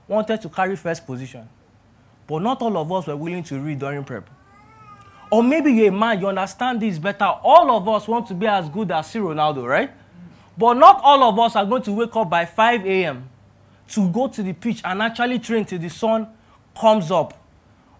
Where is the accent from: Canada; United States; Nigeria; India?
Nigeria; Ilorin, Kwara; moved away as an adult; now in Lagos, Nigeria; I was born and bred in Ilorin and things were very, very chill there